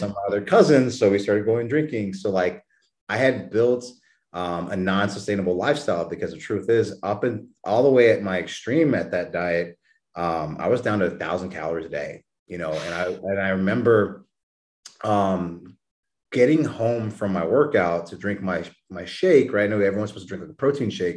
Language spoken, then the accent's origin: English; New Braunfels, Texas, United States; moved away; I was born and raised down in New Braunfels, Texas